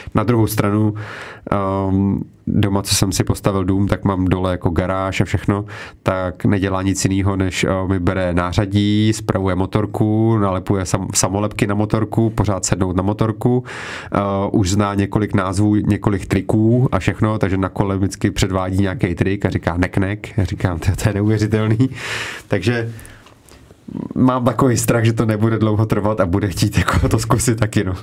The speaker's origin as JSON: {"language": "Czech", "country": "Czechia", "said": "tady u nás v Čechách"}